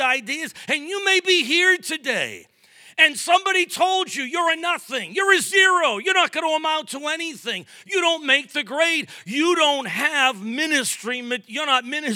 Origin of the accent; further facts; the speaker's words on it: Brockton, Massachusetts, United States; moved away as an adult; also born or lived in Middleborough, Massachusetts / Lakeville, Massachusetts; I was born in Brockton